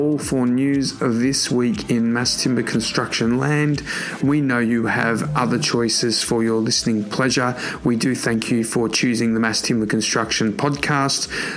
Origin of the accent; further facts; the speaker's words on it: Sydney, New South Wales, Australia; my hometown in Sydney, Australia